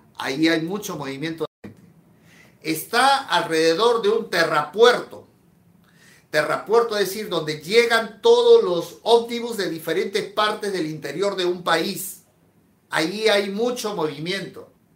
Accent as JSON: {"language": "Spanish", "country": "Peru", "said": "En mi país, en Perú"}